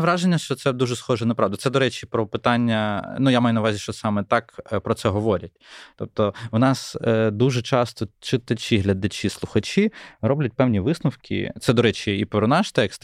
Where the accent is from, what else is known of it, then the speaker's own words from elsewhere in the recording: Ukraine; як українцю